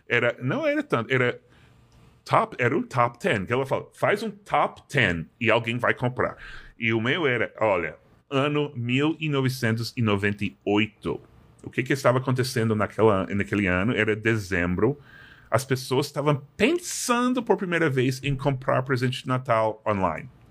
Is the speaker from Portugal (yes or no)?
no; Massachusetts, United States; Portuguese is a second language; moved away; also born or lived in New York; sou de Massachusetts e fui para a faculdade